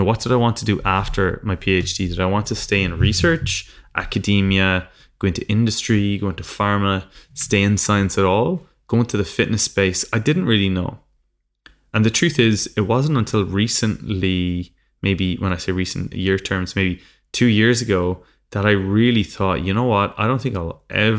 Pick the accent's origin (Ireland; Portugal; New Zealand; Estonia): Ireland; moved away as an adult; now in London, United Kingdom; I came from Ireland in the middle of nowhere and I moved over to London with a dream.